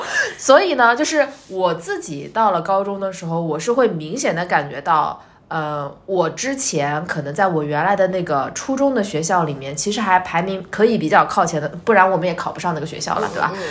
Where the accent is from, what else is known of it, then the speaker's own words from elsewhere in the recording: Shanghai, China; 我也来自上海的一个郊区。